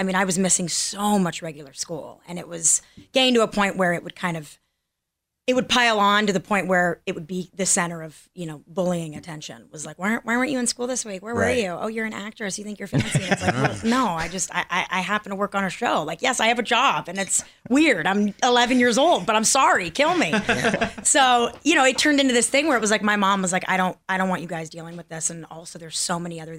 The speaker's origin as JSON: {"language": "English", "town": "Los Angeles", "region": "California", "country": "United States", "tie": "born or raised there", "also_born_or_lived": "Torrance, California / Seattle, Washington", "said": "I'm from here, born and raised, California."}